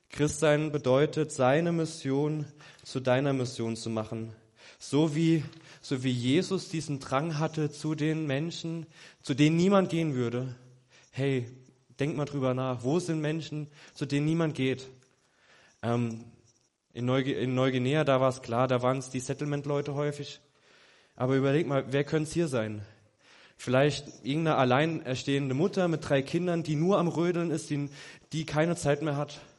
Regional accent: Germany; mittendrin ich als Weißer, alles Schwarze, ich als Weißer, ich als Deutscher.

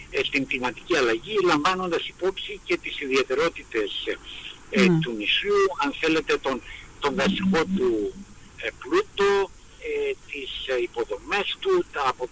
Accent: Greece

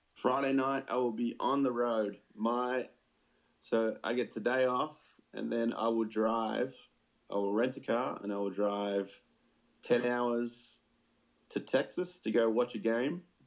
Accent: Melbourne, Victoria, Australia; moved away as an adult; now in United States; I grew up in the Melbourne Tigers locker room

